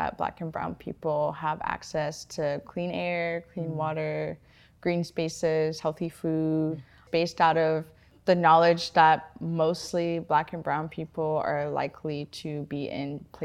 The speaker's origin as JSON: {"language": "English", "region": "California", "country": "United States", "tie": "born or raised there", "moved": "as an adult", "lives_now": "Seattle, United States", "said": "I was born and raised in California and moved out here, oh my gosh, like 8 years ago now to go to school at the University of Washington"}